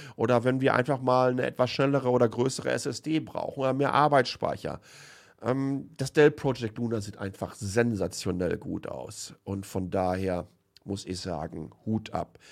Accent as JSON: {"language": "German", "area": "home region around Lünen", "region": "North Rhine-Westphalia", "country": "Germany", "tie": "born or raised there", "said": "aus meiner Heimatregion"}